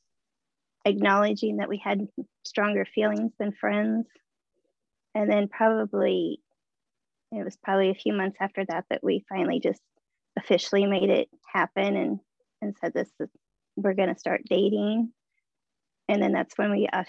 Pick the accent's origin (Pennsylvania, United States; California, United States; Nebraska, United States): Nebraska, United States; Omaha; I'm from Omaha, Nebraska.